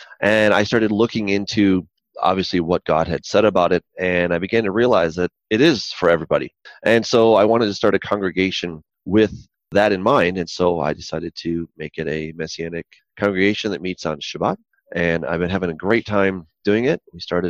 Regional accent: Battle Creek, Michigan, United States; also born or lived in Colorado / Israel; now in Denver, United States; I was born in Battle Creek, Michigan, where they make Kellogg's cornflakes, and grew up there. But then I was out in Colorado for a time

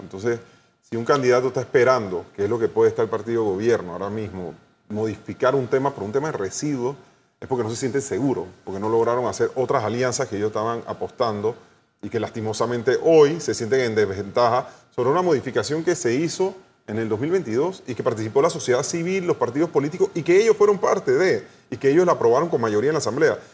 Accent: Panama; como panameños

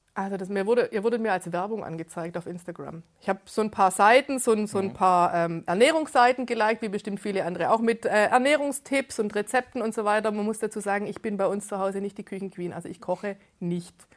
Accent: Gerlingen, Baden-Württemberg, Germany; ich bin 42, ich komme aus Gerlingen, das ist im Speckgürtel Stuttgarts

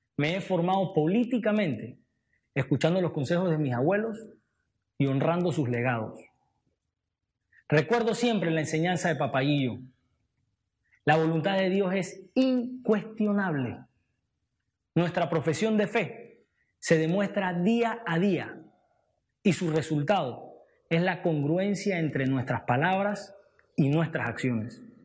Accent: Panama

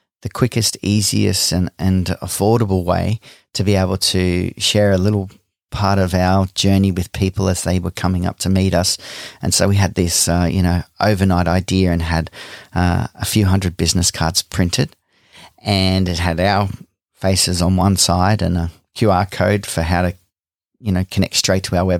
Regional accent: Gold Coast, Queensland, Australia; moved away; we hail originally from the Gold Coast. That's our hometown

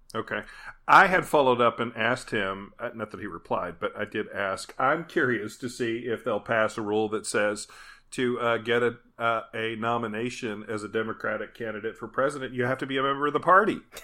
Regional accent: Mount Sterling, Kentucky, United States; We had a festival in my hometown in Kentucky of Mount Sterling called Courthouse Days

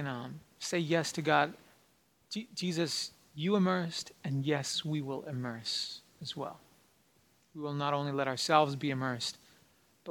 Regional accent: New Mexico, United States; moved away as an adult; now in Princeton, United States; I come from New Mexico. Back there, it's land of mañana.

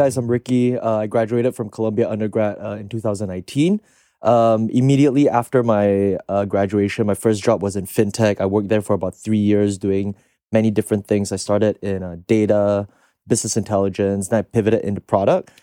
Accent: Singapore; moved away as an adult; now in United States; I'm from Singapore originally, so I came here eight years ago, uh, to study in the States

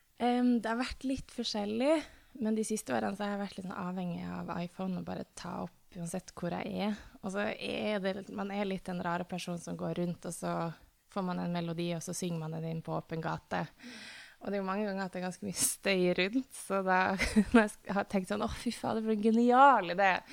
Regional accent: Tromsø, Troms, Norway; moved away; fordi jeg er fra Tromsø

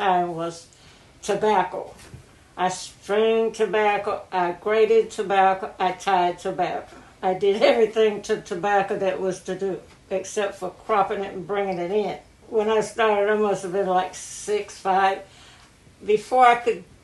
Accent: Bolton, North Carolina, United States; I was born July 1931 in Bolton, North Carolina

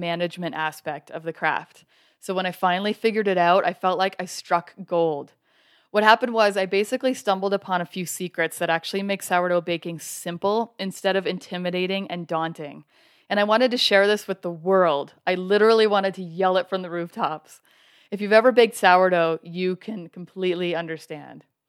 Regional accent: Canada; now in Colorado, United States; I'm originally from Canada, and now I live in Colorado

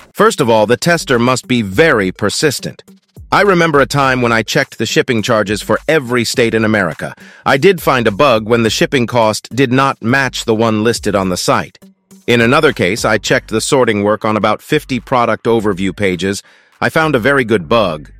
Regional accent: Kherson Oblast, Ukraine; also born or lived in Kazakhstan / Dresden, Germany; I am from Ukraine, from the Kherson region.

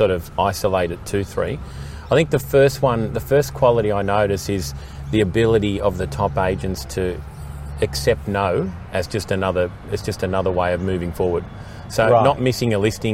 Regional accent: Sydney, New South Wales, Australia; I grew up sort of around the Coogee area, Randwick market, that was my market.

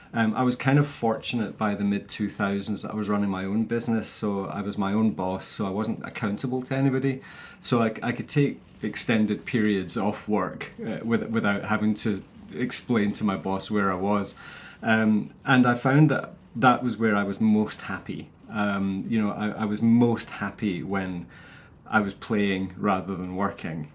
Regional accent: Scotland, United Kingdom; I'm like a Scottish bald Barbie doll.

